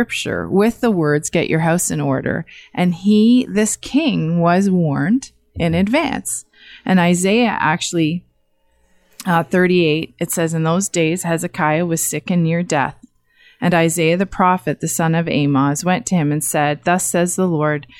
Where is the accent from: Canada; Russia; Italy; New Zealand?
Canada